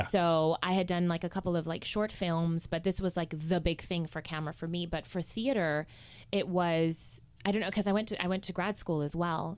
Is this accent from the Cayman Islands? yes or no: yes; Cayman Islands; moved away; I'm originally from the Cayman Islands